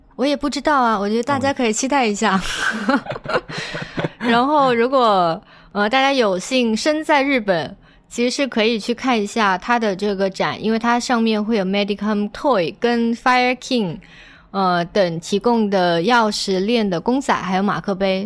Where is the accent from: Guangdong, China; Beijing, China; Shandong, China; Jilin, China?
Guangdong, China; 作为一个潮汕人的话，我其实看到嗯哼。香火啊，是会觉得很亲切